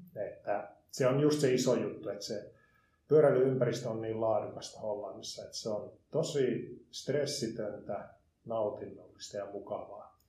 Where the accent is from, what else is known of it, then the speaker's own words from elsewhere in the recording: Liperi, North Karelia, Finland; also born or lived in Jyväskylä / Helsinki; now in Tampere, Finland; mä oon syntyisin Lipeistä Joensuun läheltä